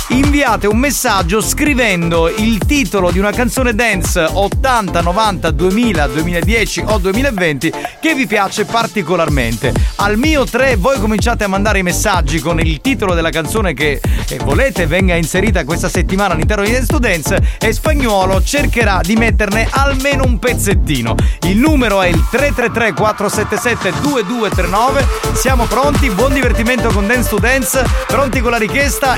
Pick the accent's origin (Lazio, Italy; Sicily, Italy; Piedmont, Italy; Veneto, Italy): Sicily, Italy; Catania; anche io sono catanese doc